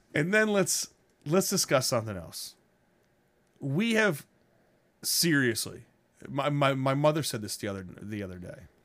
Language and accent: English; United States; I'm an American with Italian descent